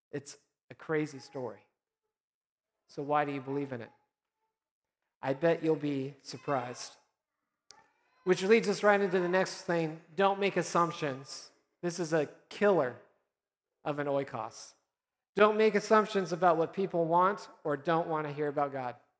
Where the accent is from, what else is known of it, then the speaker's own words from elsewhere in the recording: Nebraska, United States; moved away; I'm from originally Nebraska